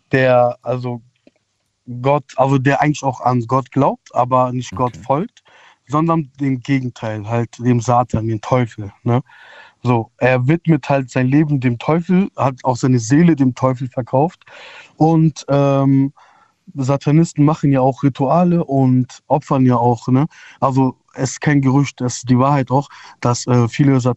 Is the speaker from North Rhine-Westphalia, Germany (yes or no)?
yes; Meckenheim, North Rhine-Westphalia, Germany; ich komme aus Meckenheim. Ja, ist halt so, man kann als Stadt sehen, als Dorf sehen. Ja. Ist eher so eine kleine Stadt.